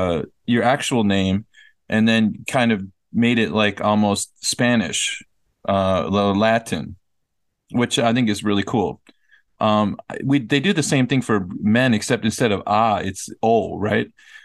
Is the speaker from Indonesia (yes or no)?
yes; Riau, Indonesia; born there; I was born in Riau, one of the provinces in Indonesia, on Sumatra Island.